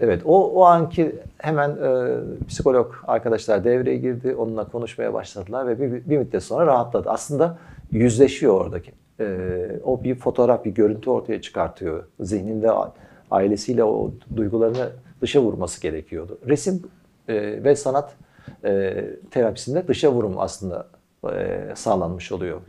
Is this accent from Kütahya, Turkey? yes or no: yes; Kütahya, Turkey; biz Kütahyalıyız.